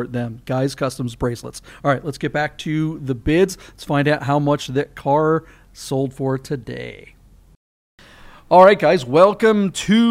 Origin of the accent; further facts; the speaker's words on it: Monroe, Washington, United States; now in Las Vegas, United States; my hometown. Up in Monroe, Washington, Snohomish out there